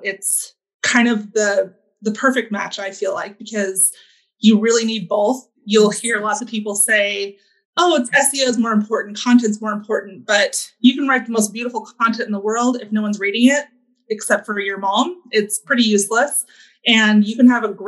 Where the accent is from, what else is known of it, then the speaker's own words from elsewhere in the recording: Alaska, United States; now in Washington, United States; I grew up in Alaska